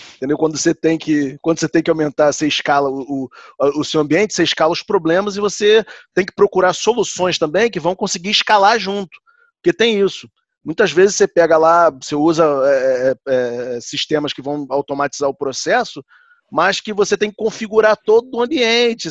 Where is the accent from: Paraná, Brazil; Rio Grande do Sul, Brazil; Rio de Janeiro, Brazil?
Rio de Janeiro, Brazil; now in Vancouver, Canada; eu sou do Rio de Janeiro